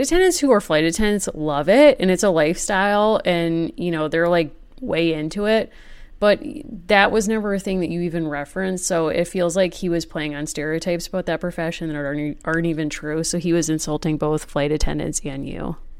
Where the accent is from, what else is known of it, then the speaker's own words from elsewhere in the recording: Wethersfield, Connecticut, United States; my hometown of Weathersfield, Connecticut